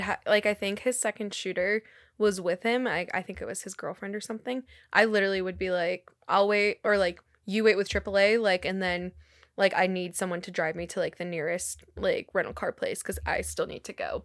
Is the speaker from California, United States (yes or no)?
yes; California, United States; now in Pennsylvania, United States; growing up in California